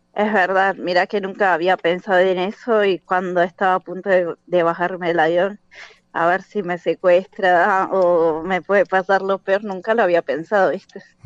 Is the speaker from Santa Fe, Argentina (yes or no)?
no; La Matanza, Buenos Aires Province, Argentina; moved away as an adult; now in Turkey; de Buenos Aires, La Matanza